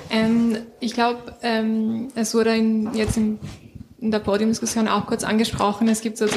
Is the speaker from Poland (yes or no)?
no; Romania; first language Romanian; German is a second language; now in Germany; meine Muttersprache ist Rumänisch und ähm, wenn ich jetzt in der U-Bahn oder in der Bäckerei kurz telefoniere und Rumänisch spreche, dann wird gleich irgendwie komisch geschaut